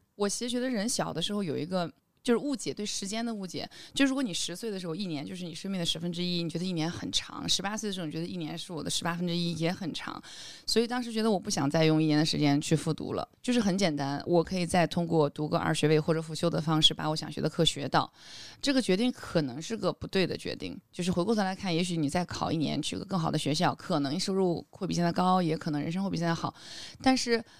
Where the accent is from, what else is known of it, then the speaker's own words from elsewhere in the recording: Xinjiang, China; moved away as an adult; also born or lived in Almaty, Kazakhstan; 因为我是在新疆长大的